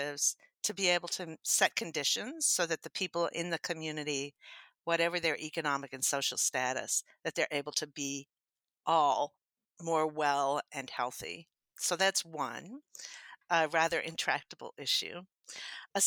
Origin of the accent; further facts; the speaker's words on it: Happy, Texas, United States; I was born in Happy, Texas.